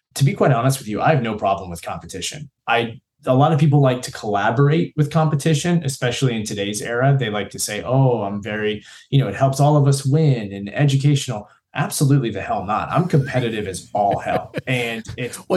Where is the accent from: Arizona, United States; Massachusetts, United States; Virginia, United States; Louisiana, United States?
Virginia, United States; Newport News; I was originally from Newport News in the southeast region of Virginia here in the United States